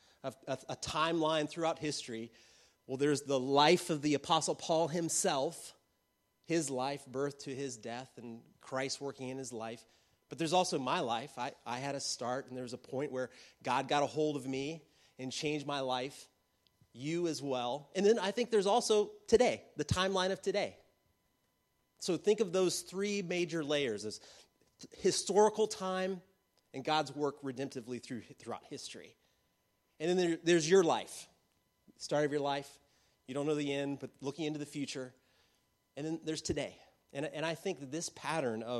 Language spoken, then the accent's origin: English; United States; growing up as an American in the church as a kid